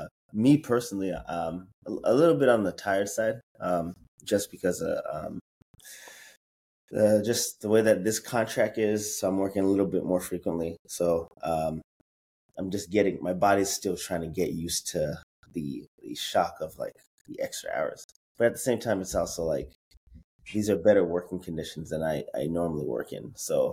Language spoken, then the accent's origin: English; Pittsburgh, Pennsylvania, United States; I'm from Pittsburgh.